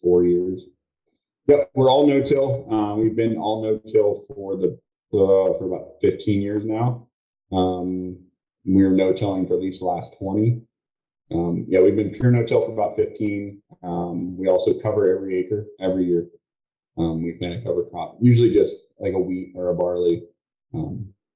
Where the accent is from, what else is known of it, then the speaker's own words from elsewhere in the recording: Mount Joy, Pennsylvania, United States; We're from Mount Joy, Pennsylvania, which is south central Pennsylvania